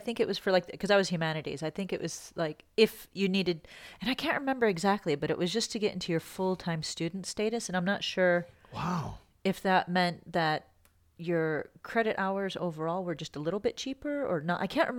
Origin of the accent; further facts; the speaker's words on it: Michigan, United States; I'm from Michigan, right?